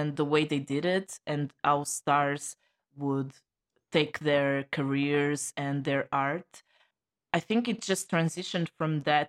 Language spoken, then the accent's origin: English; Portugal; from Portugal.